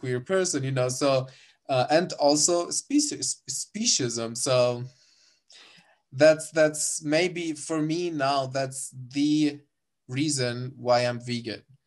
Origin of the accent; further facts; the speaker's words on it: Sousse, Sousse Governorate, Tunisia; moved away as an adult; now in Germany; I'm from Susa, which is also quite, uh, like the, a city in Tunisia.